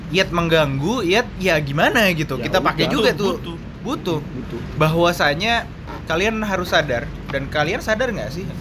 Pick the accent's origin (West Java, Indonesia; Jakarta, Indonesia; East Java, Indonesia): Jakarta, Indonesia; kalau gue kan sebagai orang Jakarta yang kuliah di Bandung hampir lima tahun jadi lumayan lah jalan-jalan.